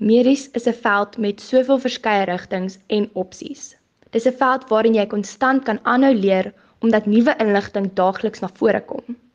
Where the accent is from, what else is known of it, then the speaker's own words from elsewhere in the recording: South Africa; first language af; Afrikaans bly my moedertaal en passie, so dit sal baie lekker wees om in 'n Afrikaanse omgewing te bly.